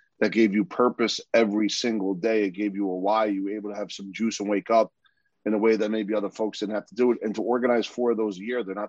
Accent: New Jersey, United States; moved away as an adult; I came from North Jersey and then came down here early in my career in Red Bank.

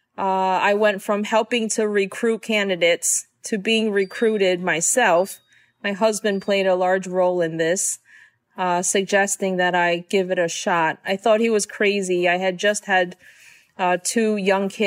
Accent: New York City, New York, United States; I was born and raised in Queens, New York.

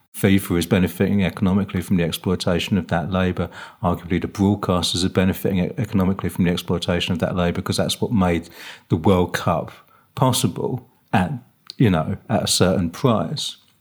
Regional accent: United Kingdom; as British socialists

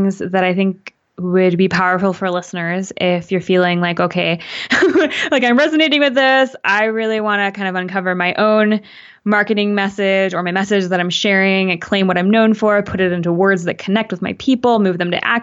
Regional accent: Canada; my mom's Canadian, I'm Canadian

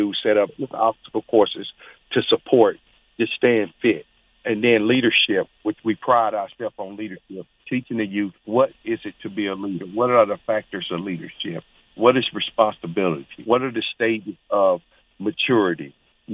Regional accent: Charlotte, North Carolina, United States; moved away as an adult; coming home to Charlotte back in about 2008, I saw the conditions that was going on in my hometown

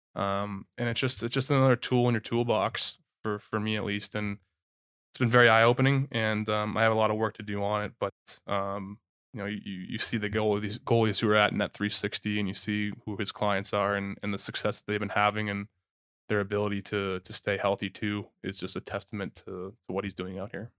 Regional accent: Holliston, Massachusetts, United States; I grew up in Holliston, Massachusetts, which, which is about forty minutes to an hour outside Boston.

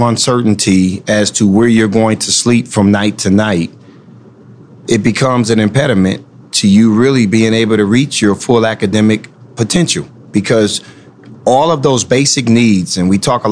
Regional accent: Rochester, New York, United States; moved away as an adult; now in Anne Arundel County, United States; I grew up in Rochester, New York

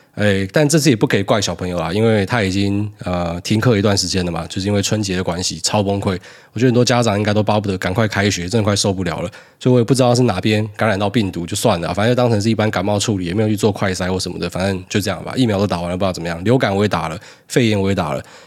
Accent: Taiwan; also born or lived in Hualien / Miaoli; 苗栗跟花莲那个气质真的蛮像的。我刚好就是诞生在，呃，这两个地方的协同之下

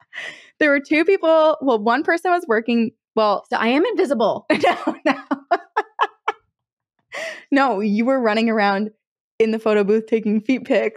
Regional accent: United States; I grew up on Lake Champlain boating just around there

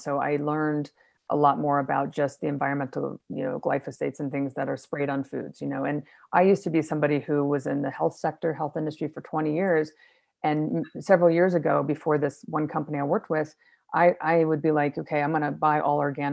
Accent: Florida, United States; also born or lived in Chicago; now in Colorado, United States; I grew up in Florida

